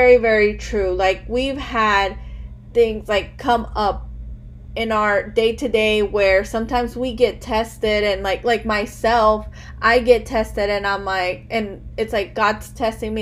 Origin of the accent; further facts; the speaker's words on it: Chicago, Illinois, United States; I was born here in America. I was born in Chicago.